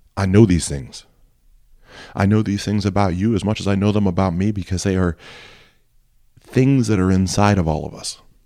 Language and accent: English; Ohio, United States; I grew up in Ohio. I've always lived in Ohio